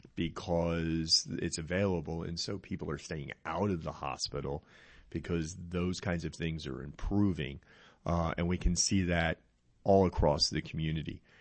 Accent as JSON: {"language": "English", "region": "New Jersey", "country": "United States", "moved": "yes", "lives_now": "Henderson County, Texas, United States", "said": "I'm from New Jersey"}